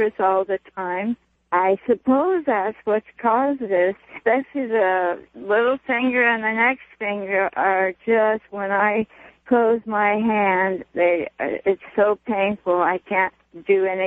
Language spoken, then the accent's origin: English; Los Angeles, California, United States; born or raised there